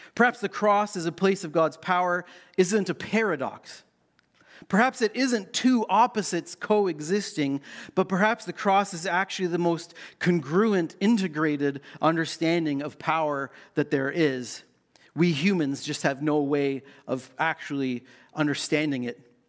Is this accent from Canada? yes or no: yes; Canada; as a Canadian teen growing up in the late eighties